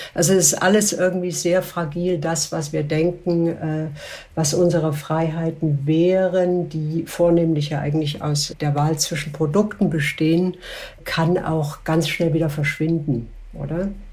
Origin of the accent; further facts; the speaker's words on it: Switzerland; bei uns in der Schweiz